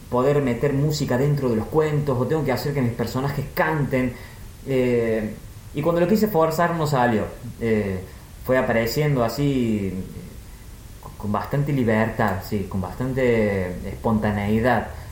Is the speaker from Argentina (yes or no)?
yes; Argentina; como buen argentino